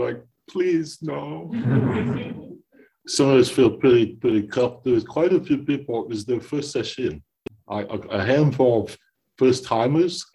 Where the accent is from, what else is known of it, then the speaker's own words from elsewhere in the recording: East Coast, United States; also born or lived in Washington, D.C.; I'm from the East Coast, and I'm out here staying for a little while